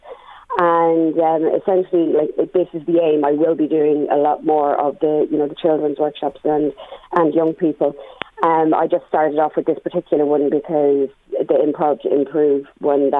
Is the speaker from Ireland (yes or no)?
yes; Drogheda, Leinster, Ireland; I'm from Drogheda